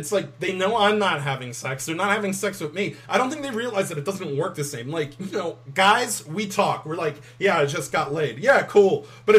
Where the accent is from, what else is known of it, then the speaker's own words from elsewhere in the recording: United Kingdom; Fuck you. I'm British.